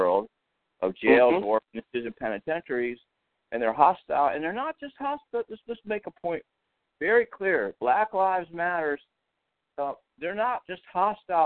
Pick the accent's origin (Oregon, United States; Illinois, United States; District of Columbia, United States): District of Columbia, United States; Washington; also born or lived in Baltimore, Maryland; I'm from Baltimore, Washington area, and I know it well. I was born in Washington, D.C., right in the city.